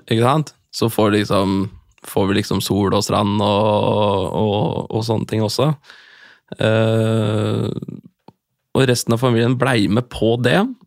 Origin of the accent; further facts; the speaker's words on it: Norway; jeg er fra Norge